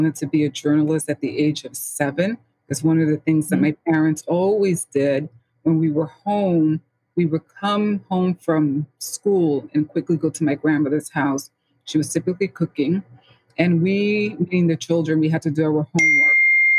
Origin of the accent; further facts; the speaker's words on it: New York City, New York, United States; I was born and raised in the Bronx, St. Lawrence area.